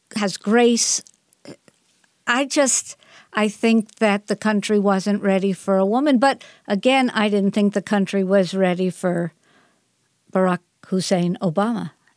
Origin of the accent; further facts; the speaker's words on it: Northeast, United States; I grew up in the Northeast